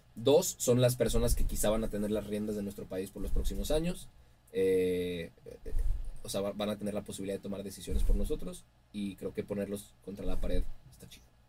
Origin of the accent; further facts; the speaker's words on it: Mexico; mi tierra me lo dio todo